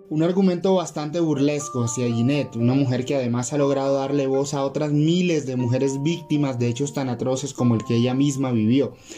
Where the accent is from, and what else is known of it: Colombia